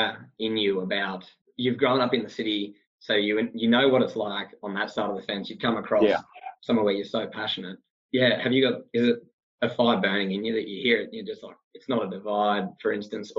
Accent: Sydney, New South Wales, Australia; growing up in Sydney

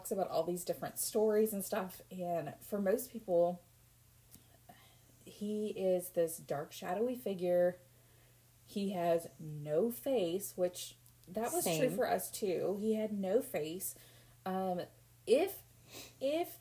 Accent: Kentucky, United States; We're from Kentucky.

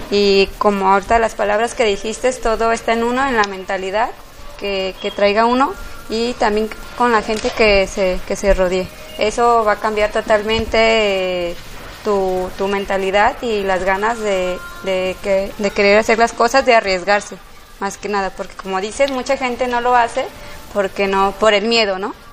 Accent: Guadalajara, Jalisco, Mexico; born there; tengo 36 años, soy aquí me nací en Guadalajara

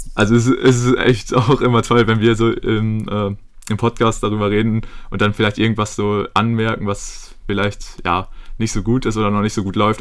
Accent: Germany; wir als Deutsche

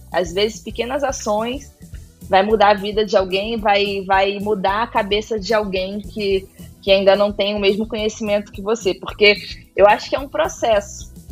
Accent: Itacaré, Bahia, Brazil; O surf entrou na minha vida, na minha infância ali, para pré-adolescência, em Tacaré, no litoral sul da Bahia.

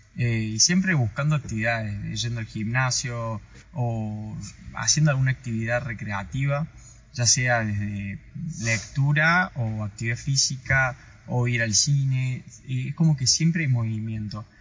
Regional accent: Córdoba, Argentina; moved away as an adult; now in Ushuaia, Argentina; yo soy cordobés, soy, viví en Ushuaia por adopción

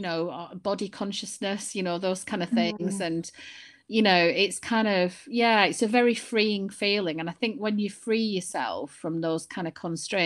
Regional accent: Burnley, North West England, United Kingdom; accent: Lancashire; moved away as an adult; also born or lived in Chester / London; now in Scotland, United Kingdom; I'm from Lancashire originally, I grew up in Burnley, and then I went to live in Chester.

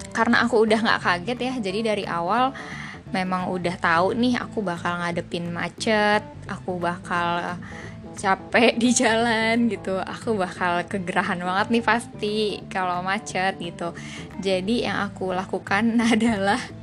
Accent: Jakarta, Indonesia; dari kecil tinggal di Jakarta

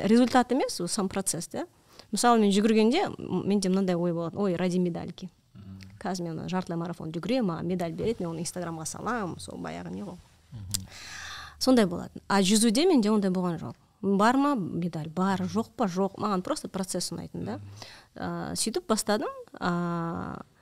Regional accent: Almaty, Kazakhstan

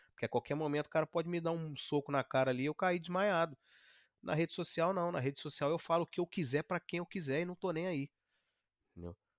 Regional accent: Brazil; moved away as an adult; now in Canada; o brasileiro sou eu então também, eu também sou brasileiro

